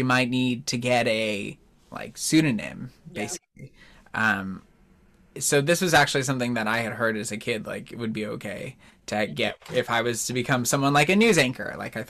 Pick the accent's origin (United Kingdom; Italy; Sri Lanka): Italy; Naples, Campania; And then I remembered I'm from Naples, so I couldn't use that one.